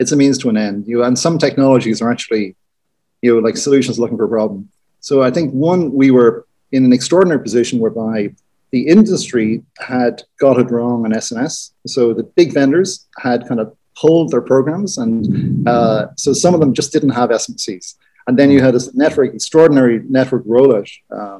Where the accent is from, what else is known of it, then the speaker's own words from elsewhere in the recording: Ireland; being Irish